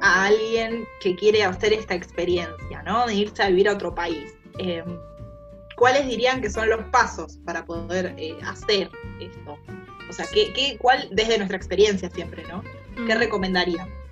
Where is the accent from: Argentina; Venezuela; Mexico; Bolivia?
Argentina; now in Spain; somos argentinas